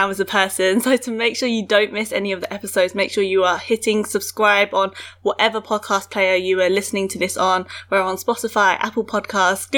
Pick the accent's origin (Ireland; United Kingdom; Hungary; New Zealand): United Kingdom; I'm British born Chinese